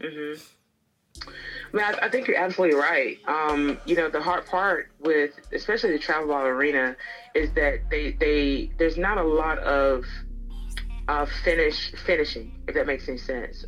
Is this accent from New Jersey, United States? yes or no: no; Tuscaloosa, Alabama, United States; I am from Tuscaloosa, Alabama, and um, you know grew up about maybe 15 minutes from the UA itself